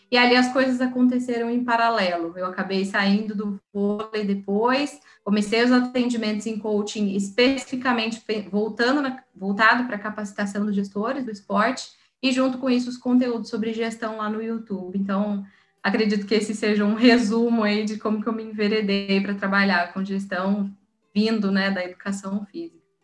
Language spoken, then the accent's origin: Portuguese; São José dos Campos, São Paulo, Brazil; eu sou de São José dos Campos, no interior. Então, eu voltei para casa